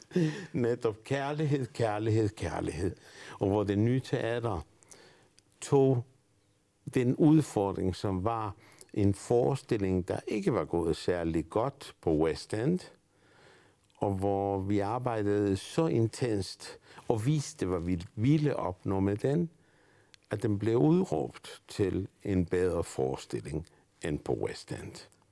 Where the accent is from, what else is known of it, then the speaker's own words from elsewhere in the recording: Argentina; Danish is a second language; now in Denmark; jeg er født i Argentina. Og jeg har faktisk øh, levet i Argentina under Perón